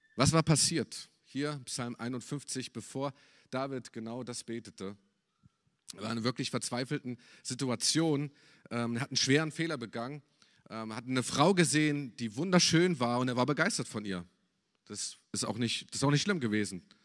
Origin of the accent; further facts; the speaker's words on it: Germany; als Deutscher